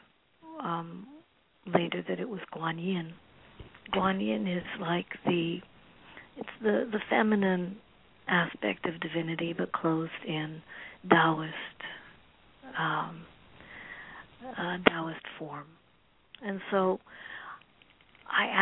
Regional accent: Manitoba, Canada; also born or lived in Trinidad; I was born in Trinidad and raised in Manitoba

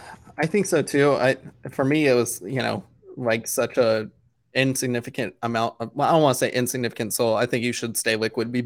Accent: Canada; Did you get any, you know, we're all Canadian.

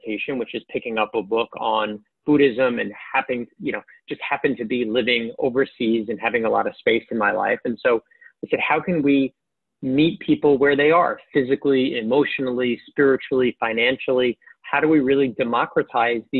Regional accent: New York City, New York, United States; I grew up in Queens

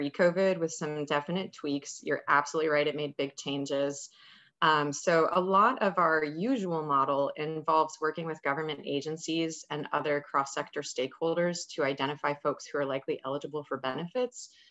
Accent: Ohio, United States; moved away as an adult; now in Pittsburgh, United States; I'm originally from Ohio, but I moved here

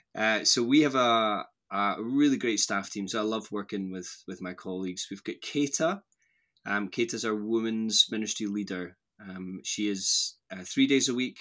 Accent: Strathblane, Scotland, United Kingdom; moved away as an adult; also born or lived in Lanarkshire / Airdrie / Aberdeen / Bristol; now in Edinburgh, United Kingdom; I grew up just outside Glasgow, so my mum and dad live in this little village called Strathblain, which is halfway between Loch Lomond and Glasgow city centre. So that's where I, I grew up

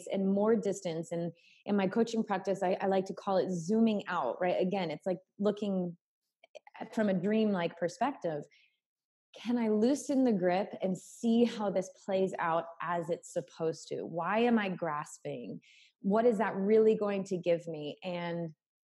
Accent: New England, United States; moved away as an adult; also born or lived in South Carolina / Costa Rica; choosing to leave my home state in New England and moving to South Carolina when I had to put myself through college financially

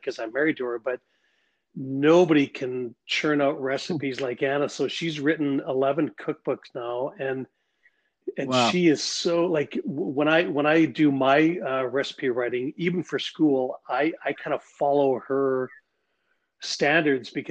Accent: the Prairies, Canada; it was a great place to grow up

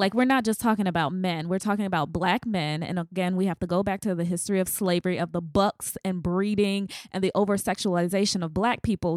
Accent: the South, United States; I'm from the South

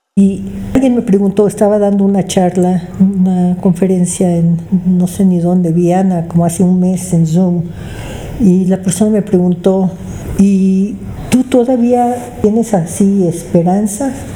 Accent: Mexico; also born or lived in Canada; yo crecí aquí porque mis padres llegaron a México cuando yo tenía seis meses de edad

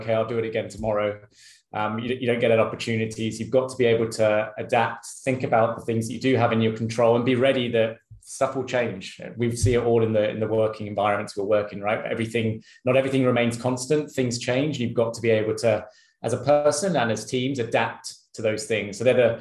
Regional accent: United Kingdom; moved away as an adult; also born or lived in Sydney, Australia; now in Singapore; I'm British

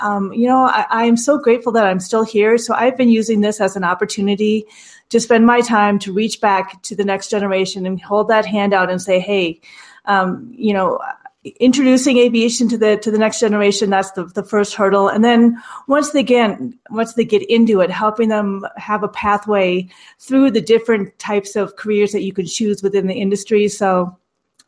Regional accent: Minnesota, United States; accent: Minnesota; growing up in Minnesota, when we had career day, we were actually separated

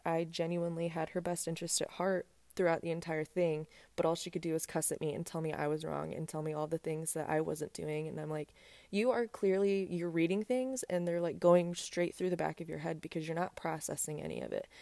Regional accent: South Bend, Indiana, United States; moved away as an adult; now in Texas, United States; my hometown, I went to I U S B

